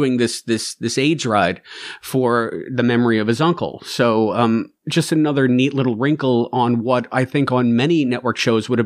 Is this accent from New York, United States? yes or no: yes; New York, United States; You know me as a New Yorker